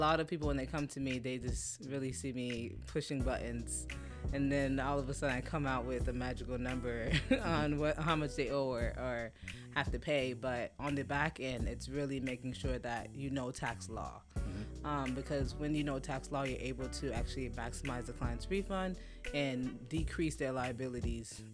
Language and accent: English; Fort Lauderdale, Florida, United States; I am Haitian. I was born and raised in Fort Lauderdale, okay. Florida. And my parents are immigrants, and I'm first generation.